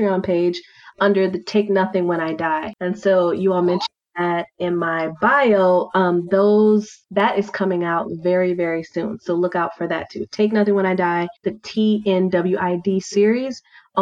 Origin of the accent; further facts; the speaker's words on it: Milwaukee, Wisconsin, United States; also born or lived in Washington, District of Columbia, United States / Portland; now in Atlanta, United States; I'm from Milwaukee, so we had hockey and figure skating rinks